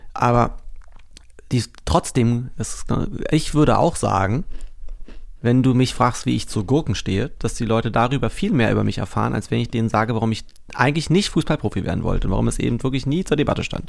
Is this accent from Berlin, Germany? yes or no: yes; Berlin, Germany; moved away as an adult; now in Brandenburg, Germany; Hier bin ich geboren. Ich bin aus Berlin